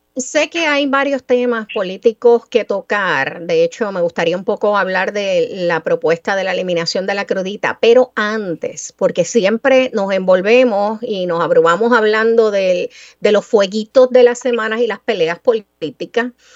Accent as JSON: {"language": "Spanish", "town": "Mayagüez", "country": "Puerto Rico", "tie": "born or raised there", "said": "el orgullo mío de niña mayagüezana, 8 o 10 años, de saber y entender que una figura tan grande tenía algún vínculo con mi pueblo natal"}